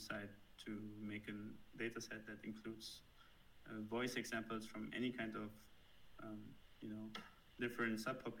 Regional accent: Germany; accent: German; don't know, German accent

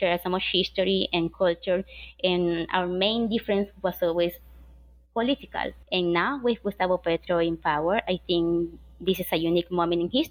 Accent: Maracaibo, Zulia, Venezuela; growing up in Maracaibo, which is in Occidente, very close to Colombia

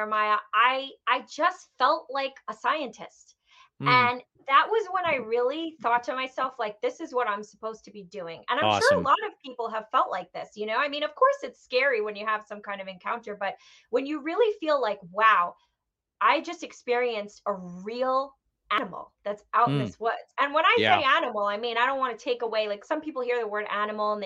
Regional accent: New York, United States; growing up in New York, and especially growing up right outside of New York City

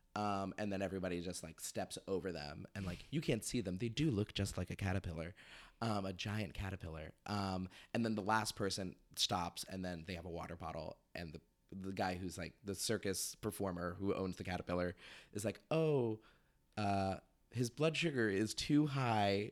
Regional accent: Sacramento, California, United States; moved away; I'm from Sacramento originally

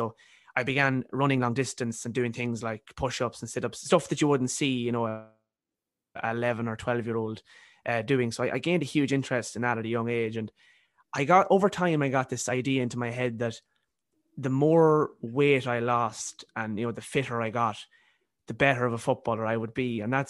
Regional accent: County Cavan, Ireland; now in Galway, Ireland; I'm originally from County Cavan, but I'm in college here in Galway.

